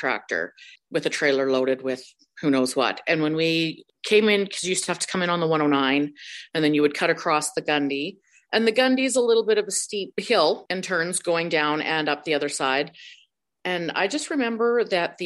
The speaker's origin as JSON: {"language": "English", "region": "British Columbia", "country": "Canada", "tie": "born or raised there", "also_born_or_lived": "Cleardale, Alberta", "said": "I did grow up in the Peace Region the majority of my life"}